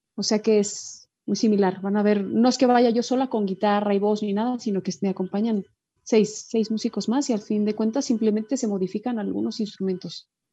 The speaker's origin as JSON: {"language": "Spanish", "town": "Guadalajara", "region": "Jalisco", "country": "Mexico", "moved": "as an adult", "lives_now": "Spain", "said": "me gusta sonar pues como sonamos en Guadalajara, pues que es, eso soy"}